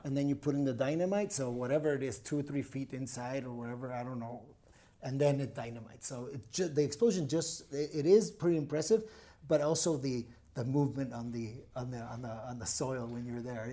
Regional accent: Tijuana, Baja California, Mexico; English is a second language; now in Puerto Vallarta, Mexico; born and raised in T J.

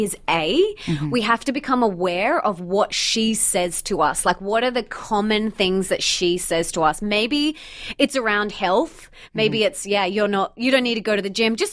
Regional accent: Australia; accent: Aussie; my Aussie accent

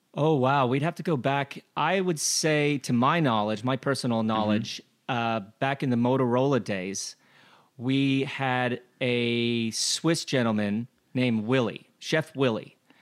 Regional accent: Glenwood Springs, Colorado, United States; I grew up in Glenwood Springs, Colorado, where the only fish that we had was rainbow trout

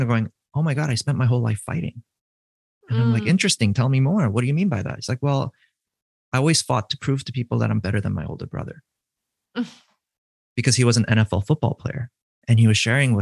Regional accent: East Coast, United States; I'm from the East Coast

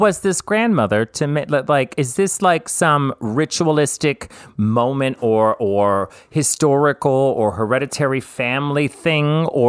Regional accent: the South, United States; Well, I'm from the South.

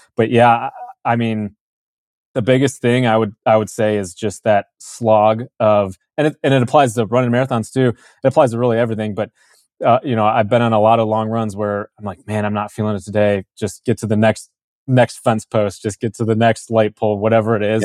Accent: Chicago, Illinois, United States; I was born in Chicago area, Illinois, in the suburbs of Chicago.

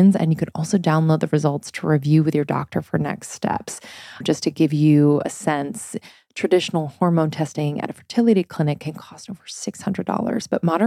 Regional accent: East Coast, United States; moved away; also born or lived in Boston; I'm from the East Coast.

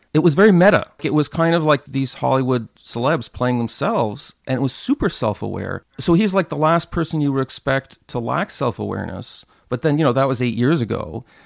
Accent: Montreal, Quebec, Canada; Concordia University in my hometown of Montreal

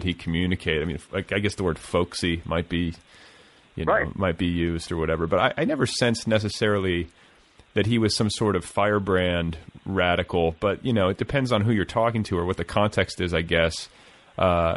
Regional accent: Indianapolis, Indiana, United States; moved away; I'm from Indianapolis, which I don't think I told you, but I was I spent, you know, almost 10 years there as a kid. I went to junior high and high school there

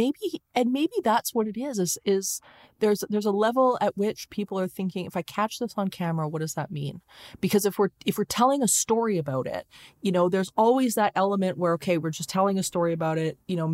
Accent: Leduc, Alberta, Canada; born there; I was born in Leduc, Alberta, which is at the time is extremely small town, and everybody knows your business.

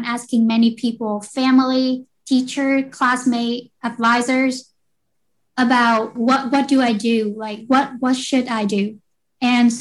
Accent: Vietnam; moved away as an adult; now in United States; I grew up in Vietnam and I came to the US when I was 18 years old for education

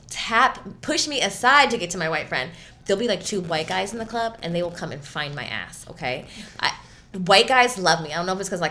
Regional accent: Los Angeles, California, United States; I grew up in LA in the Valley

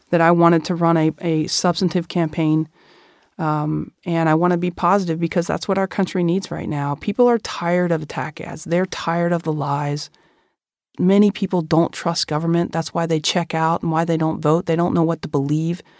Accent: Kentucky, United States; Now I'm running for Congress against Andy Barr in my home state of Kentucky.

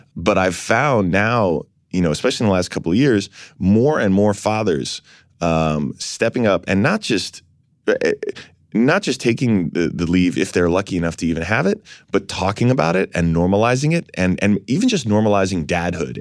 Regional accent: New York City, New York, United States; I was born down here in San Francisco's hospital here in New York

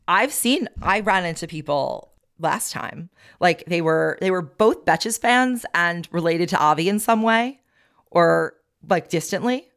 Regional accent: Long Beach, New York, United States; moved away; I grew up on Long Beach

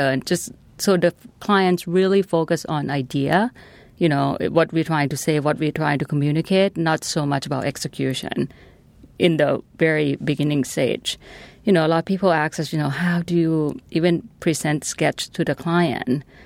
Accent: Thailand; now in Washington, United States; I'm from Thailand.

